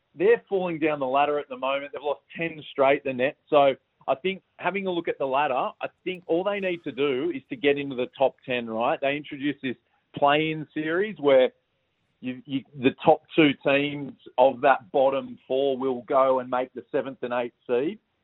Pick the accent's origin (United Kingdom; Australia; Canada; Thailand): Australia; as Australian basketball fans